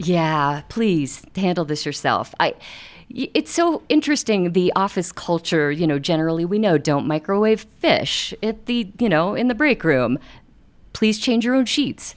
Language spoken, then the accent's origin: English; Ohio, United States; now in Denver, United States; I grew up in Ohio